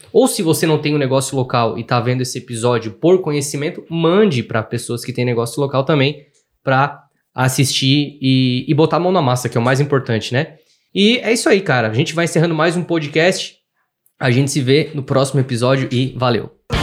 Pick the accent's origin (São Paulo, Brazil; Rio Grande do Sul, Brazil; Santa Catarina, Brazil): Santa Catarina, Brazil; Criciúma; eu sou de Criciúma